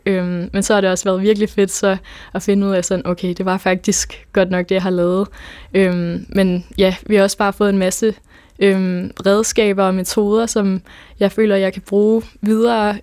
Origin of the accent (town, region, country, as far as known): Nuuk, Sermersooq, Greenland; first language Danish; now in Odense, Denmark